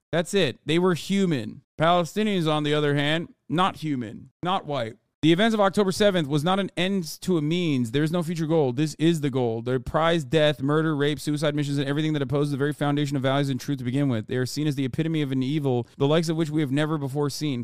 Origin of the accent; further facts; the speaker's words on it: Turkey; moved away; growing up in Turkey